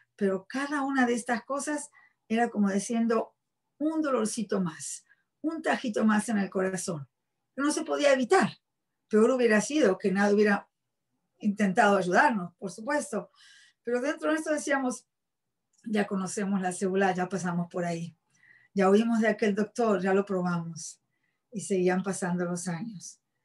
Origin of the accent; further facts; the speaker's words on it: Buenos Aires, Argentina; moved away; soy argentina, nací en la ciudad de Buenos Aires. Em, me crié como cualquier otra muchacha de mi edad. Fui a la escuela primaria, secundaria en Argentina